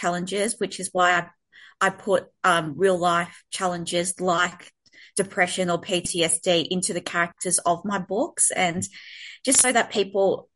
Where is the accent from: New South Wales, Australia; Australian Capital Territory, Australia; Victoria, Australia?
Victoria, Australia; Melbourne; I'm from Melbourne, Australia